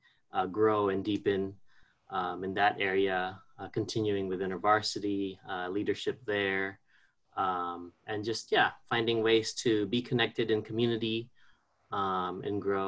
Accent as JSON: {"language": "English", "country": "Guam", "tie": "born or raised there", "also_born_or_lived": "Philippines", "moved": "yes", "said": "I was born in the Philippines and raised on Guam, so I consider myself an islander at heart"}